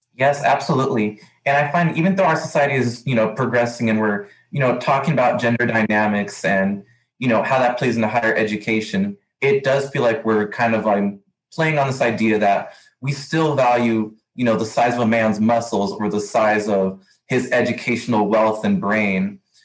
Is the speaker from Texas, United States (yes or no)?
yes; El Paso, Texas, United States; I'm from El Paso, Texas, 30 minutes away from Las Cruces